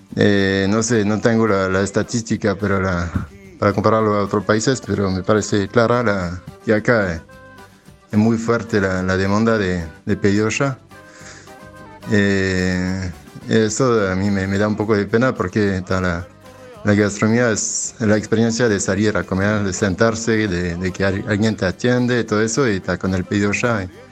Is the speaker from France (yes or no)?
yes; France; now in Uruguay; yo soy de Francia